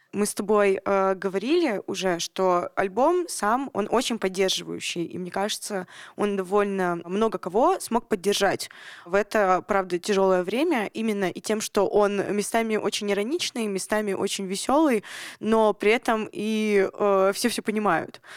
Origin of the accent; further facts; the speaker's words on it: Nizhny Tagil, Sverdlovsk Oblast, Russia; Я тоже из Нижнего Тагила